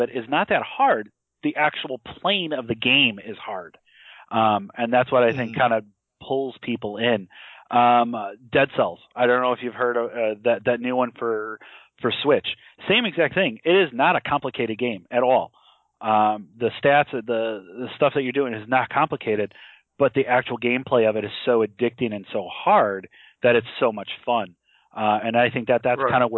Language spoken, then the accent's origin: English; Chicago, Illinois, United States; there's a place I grew up in. I'm from Chicago, so there's a place in the suburbs.